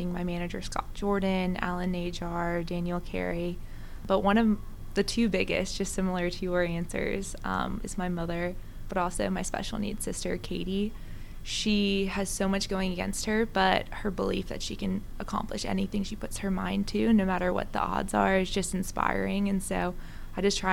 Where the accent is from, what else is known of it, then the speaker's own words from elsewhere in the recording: South Africa; moved away; I'm originally from South Africa